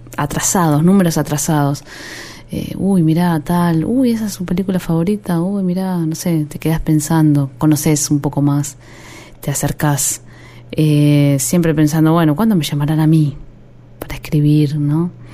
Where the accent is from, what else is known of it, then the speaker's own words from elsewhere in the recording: Argentina; also born or lived in Haedo (Aedo); Crecí en Villa Luz aunque vivía en Aedo.